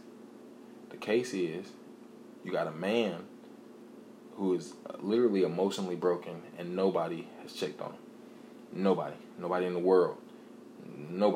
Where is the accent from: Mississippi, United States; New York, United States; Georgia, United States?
Georgia, United States; College Park; College Park, my hometown. Went to Westlake, my alma mater, or however you say it, my old high school